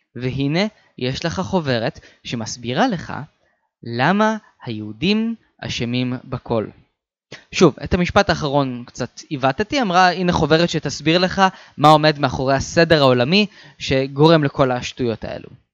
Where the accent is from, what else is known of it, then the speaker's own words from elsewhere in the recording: Beersheba, Southern District, Israel; אני מבאר שבע